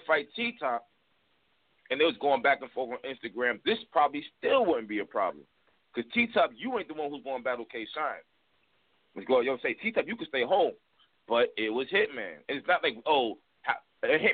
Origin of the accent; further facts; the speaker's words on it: New York, United States; I'm from New York too.